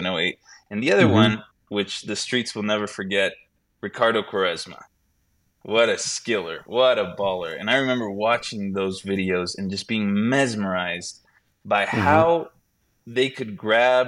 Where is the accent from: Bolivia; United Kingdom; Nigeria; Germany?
Bolivia; moved away; I was born and raised in Bolivia